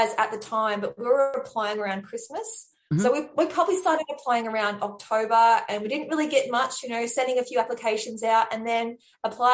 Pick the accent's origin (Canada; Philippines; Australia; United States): Australia; moved away; also born or lived in London; I'm Australian